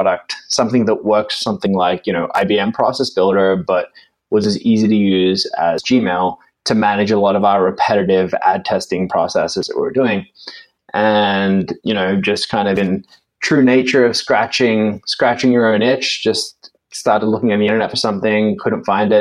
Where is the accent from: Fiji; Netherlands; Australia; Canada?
Australia; now in London, United Kingdom; I'm actually originally from Australia.